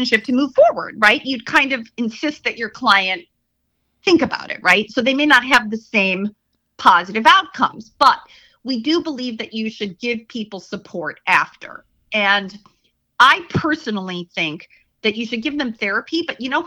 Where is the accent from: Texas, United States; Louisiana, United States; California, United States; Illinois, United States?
Illinois, United States; Chicago; moved away; I'm originally from Chicago